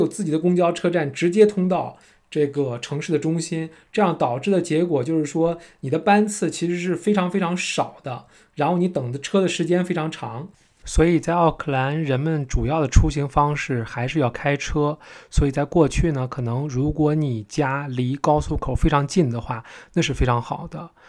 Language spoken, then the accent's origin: Chinese; China; now in Auckland, New Zealand; 我们从国内来的朋友其实都知道。其实我们都是喜欢离地铁站近，